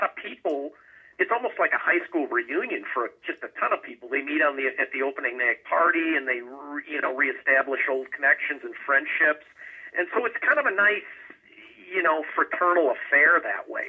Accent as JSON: {"language": "English", "town": "Minneapolis", "region": "Minnesota", "country": "United States", "tie": "born or raised there", "said": "When I was growing up in the Twin Cities"}